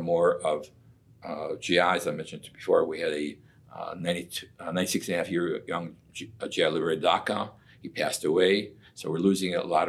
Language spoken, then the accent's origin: English; Chicago, Illinois, United States; moved away; I'm originally from Chicago